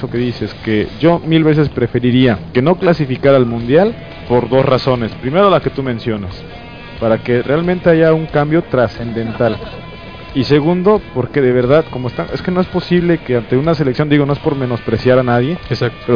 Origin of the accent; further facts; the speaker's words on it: Mexico; somos mexicanos